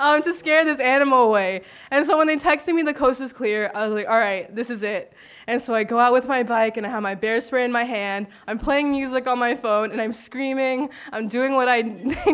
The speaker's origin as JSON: {"language": "English", "town": "Miami", "region": "Florida", "country": "United States", "tie": "born or raised there", "moved": "as an adult", "lives_now": "Sitka, United States", "said": "I'm from Miami"}